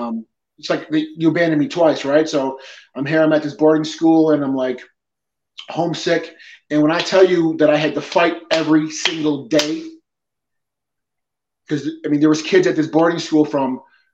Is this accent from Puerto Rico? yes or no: yes; Peñuelas, Puerto Rico; born there; I'm Puerto Rican. I was born in Peñuelas, okay?